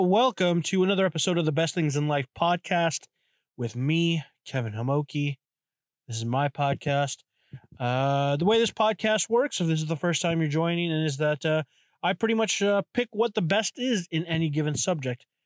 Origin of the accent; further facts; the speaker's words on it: Canada; I am from Canada